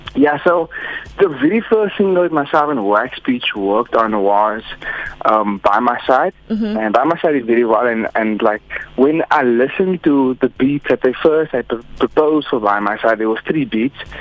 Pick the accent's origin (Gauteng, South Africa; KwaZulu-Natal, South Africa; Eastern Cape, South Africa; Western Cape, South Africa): Western Cape, South Africa; Hermanus; now in Cape Town, South Africa; currently based in Cape Town. Um, I'm from Hermanus